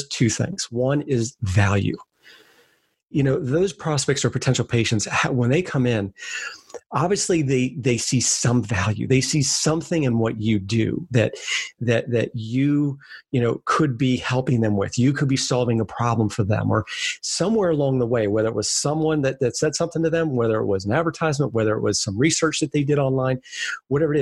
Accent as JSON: {"language": "English", "town": "Bethany Beach", "region": "Delaware", "country": "United States", "said": "it's Delaware, Southern Delaware, beach town called a little outside Bethany Beach."}